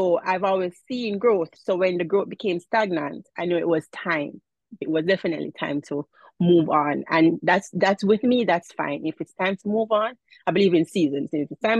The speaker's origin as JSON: {"language": "English", "country": "Jamaica", "accent": "Jamaican", "moved": "yes", "lives_now": "New York State, United States", "said": "I am from Jamaica"}